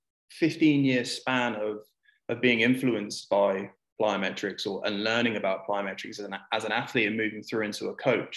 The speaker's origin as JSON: {"language": "English", "country": "United Kingdom", "moved": "yes", "lives_now": "United Arab Emirates", "said": "as a Brit grew up playing a lot of football"}